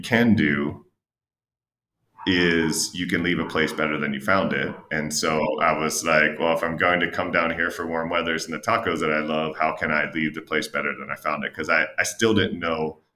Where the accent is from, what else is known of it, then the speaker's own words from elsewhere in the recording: United States; moved away as an adult; also born or lived in New Jersey / Chicago; now in Mexico; I grew up around Philadelphia or Baltimore or Camden or all these other places